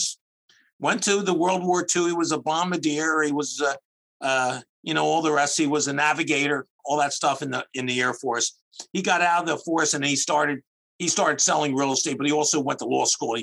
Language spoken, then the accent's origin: English; outside of Philadelphia, Pennsylvania, United States; also born or lived in New Jersey; I'm from outside of Philadelphia